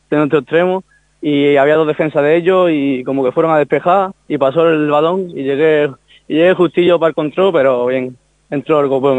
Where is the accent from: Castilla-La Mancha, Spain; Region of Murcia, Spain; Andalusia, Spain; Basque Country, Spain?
Andalusia, Spain; Málaga; Bueno, a todos como malagueños que somos, yo creo que hace una motivación extra, está, está jugando en el campo de tu ciudad